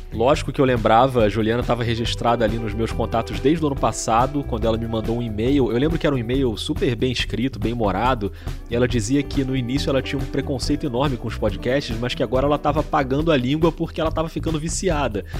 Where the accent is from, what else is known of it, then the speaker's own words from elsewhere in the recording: Rio de Janeiro, Brazil; eu sou do Rio de Janeiro.